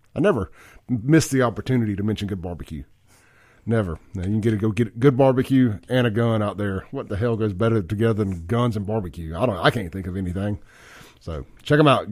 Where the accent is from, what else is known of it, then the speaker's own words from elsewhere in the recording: Jackson, Mississippi, United States; also born or lived in Byram; grew up born and raised in Jackson.